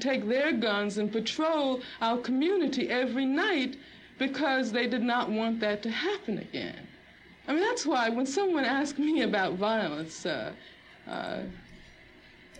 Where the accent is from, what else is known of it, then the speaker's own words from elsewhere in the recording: Birmingham, Alabama, United States; I grew up in Birmingham, Alabama